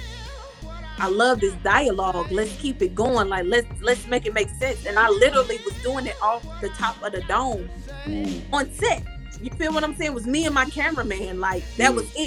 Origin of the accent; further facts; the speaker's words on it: Texas, United States; also born or lived in Hawaii; I was born in Hawaii and we moved to Texas